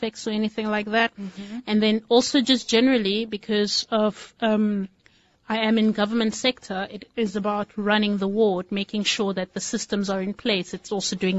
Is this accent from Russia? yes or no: no; Nigeria; now in Cape Town, South Africa; I am a Nigerian with a little bit of South African flavor.